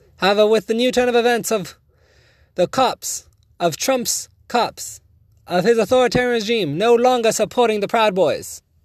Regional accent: United States; a proud American

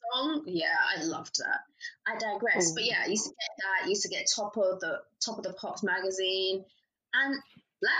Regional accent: Chelmsford, East of England, United Kingdom; also born or lived in London; I grew up in Essex

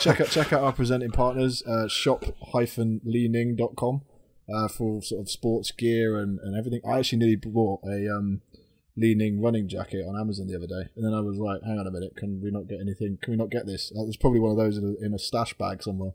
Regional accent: United Kingdom; we're British

